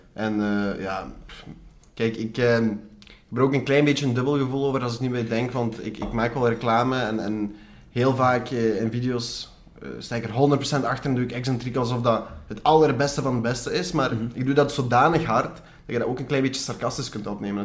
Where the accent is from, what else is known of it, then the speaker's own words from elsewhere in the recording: Belgium; Als ik eh, mhm. mijn beste Engels ga praten, hoor je duidelijk dat ik, dat ik gewoon Belg ben